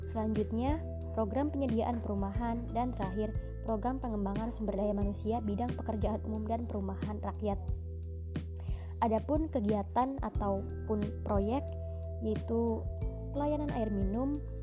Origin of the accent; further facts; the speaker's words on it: Demak, Central Java, Indonesia; asal daerah saya, yaitu Kabupaten Demak